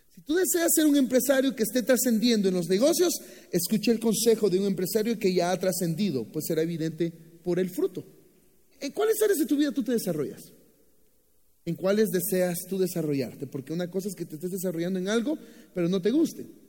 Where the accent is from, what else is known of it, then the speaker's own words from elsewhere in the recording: Boaco, Nicaragua; now in Guatemala; Así que nosotros nacimos en Buaco, que es uno de los departamentos de Nicaragua